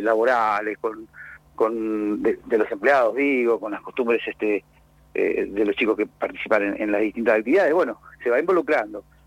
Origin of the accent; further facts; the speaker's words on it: Río Negro, Argentina; now in Bahía Blanca, Argentina; yo soy rionegrino